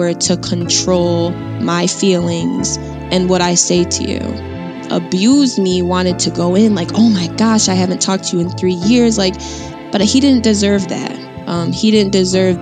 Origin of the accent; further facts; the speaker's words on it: Syracuse, New York, United States; I'm from Syracuse, New York.